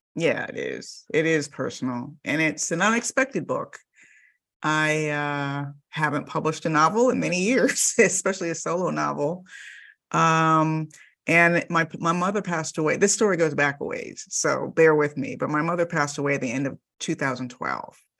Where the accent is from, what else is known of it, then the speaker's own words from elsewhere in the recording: Miami, Florida, United States; I grew up in the Miami suburbs